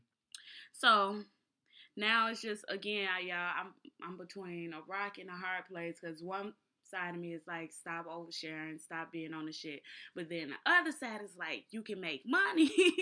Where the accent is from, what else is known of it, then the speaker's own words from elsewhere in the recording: Israel; since I'm from Israel, at the core, that's what I just right. gravitate towards.